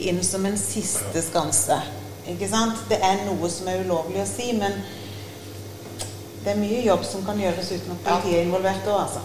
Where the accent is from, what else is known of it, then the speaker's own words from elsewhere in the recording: Agder, Norway; Men da må de òg tåle at jeg er kristen fra Sørlandet.